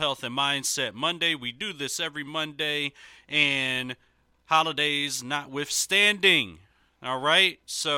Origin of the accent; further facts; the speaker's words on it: Philadelphia, Pennsylvania, United States; Congregation Temple Bethel, located in my hometown